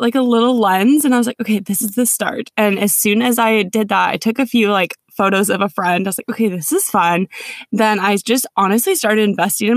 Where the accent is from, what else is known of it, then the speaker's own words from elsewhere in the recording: Minnesota, United States; moved away as an adult; also born or lived in Connecticut; now in California, United States; grew up in Minnesota